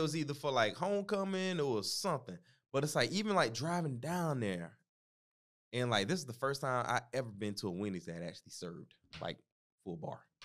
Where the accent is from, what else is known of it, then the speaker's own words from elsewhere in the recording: the South, United States; growing up in the South